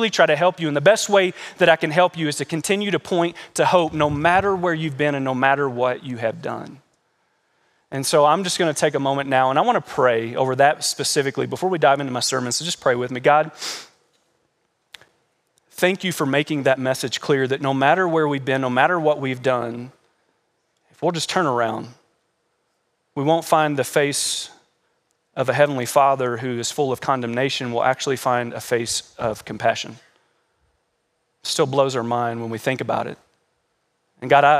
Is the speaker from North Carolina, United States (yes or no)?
no; Kentucky, United States; moved away; We come from Kentucky, and we call that the South, even though Kentucky's not really the South